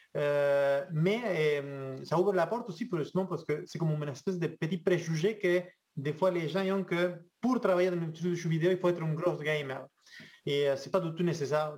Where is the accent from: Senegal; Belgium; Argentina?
Argentina; French is a second language; moved away as an adult; now in Quebec, Canada; je viens de, loin, je viens de l'Argentine